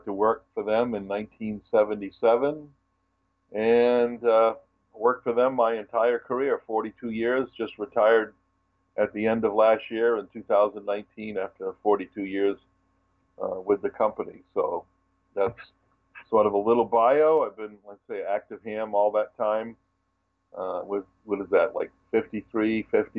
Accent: Westerly, Rhode Island, United States; I lived, born and raised in Westerly, Rhode Island, which is on the very southwest corner of the state.

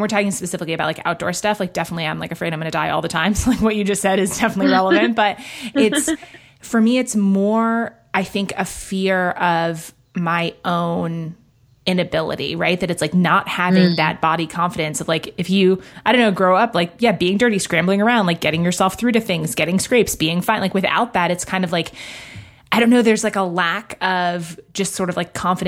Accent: New York, United States; moved away; also born or lived in London; I grew up mostly in Manhattan and in London

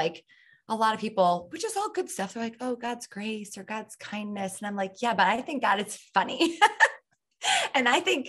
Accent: Michigan, United States; moved away; No, I grew up in the Midwest, mostly in Michigan.

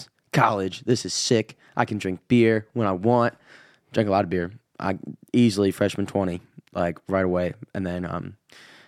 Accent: Illinois, United States; accent: Midwestern; moved away as an adult; also born or lived in Wisconsin; now in Nashville, United States; I was born in Wisconsin when I was really young, moved to Illinois

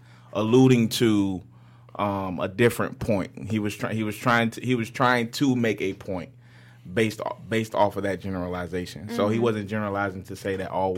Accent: Gainesville, Florida, United States; I'm from Gainesville, Florida. Shout out to the 352

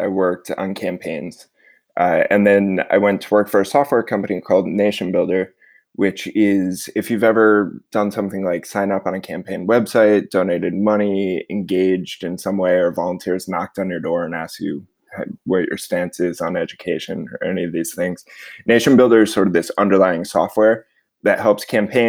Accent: suburban Connecticut, United States; I grew up in suburban Connecticut, about an hour outside New York City

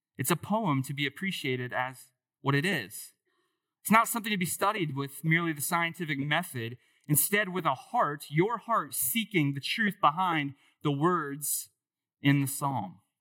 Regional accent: Dayton, Ohio, United States; I grew up in Dayton, so not far from here

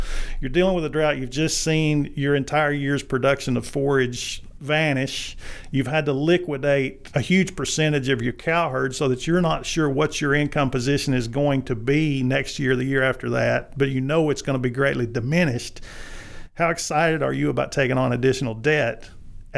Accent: Arkansas, United States; as a native Arkansan, I grew up in Arkansas

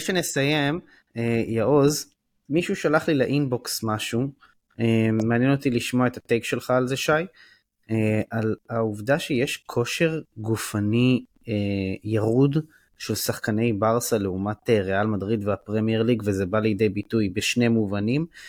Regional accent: Israel; also born or lived in Givatayim; בתור אה, ישראלי

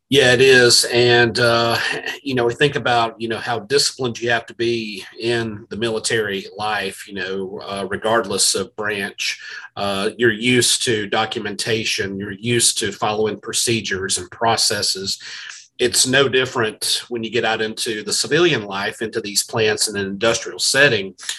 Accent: South Carolina, United States; I'm from South Carolina

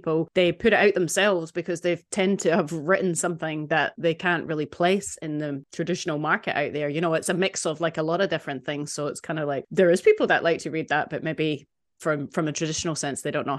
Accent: Scotland, United Kingdom; born or raised there; moved away

